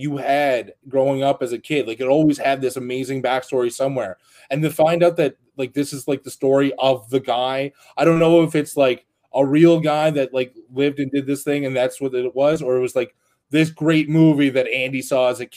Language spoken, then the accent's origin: English; Canada; as a Canadian